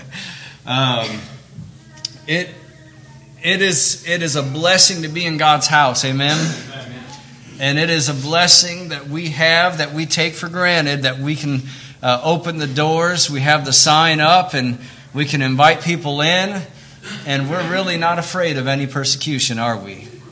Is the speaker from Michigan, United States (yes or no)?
yes; Michigan, United States; moved away; also born or lived in Camden, Tennessee; They moved us up to Michigan.